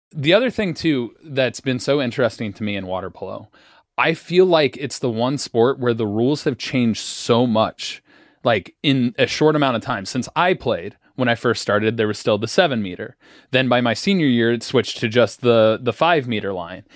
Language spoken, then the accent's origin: English; Cincinnati, Ohio, United States; We're both from Cincinnati.